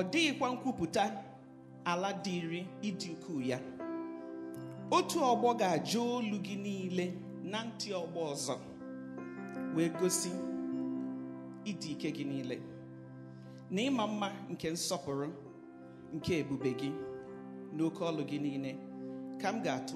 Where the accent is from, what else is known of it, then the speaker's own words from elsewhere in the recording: Nigeria; first language Igbo; English is a second language; moved away; I am from Nigeria. My tribe is Igbo, one of the three major ethnic groups in Nigeria.